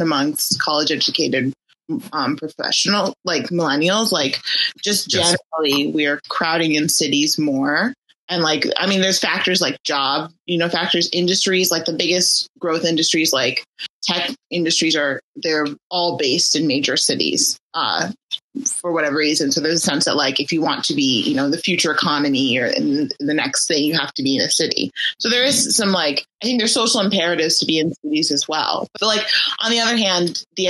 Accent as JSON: {"language": "English", "region": "Michigan", "country": "United States", "tie": "born or raised there", "moved": "yes", "lives_now": "New York, United States", "said": "I grew up in Michigan"}